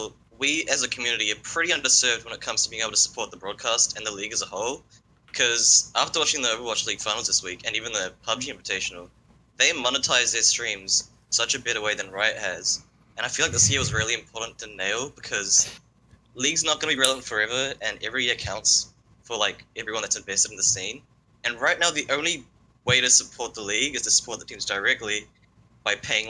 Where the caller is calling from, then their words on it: New Zealand; I'm from New Zealand.